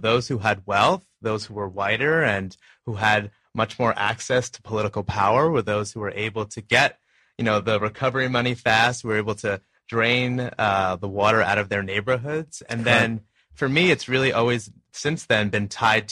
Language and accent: English; Long Island, New York, United States; I grew up in Long Island, New York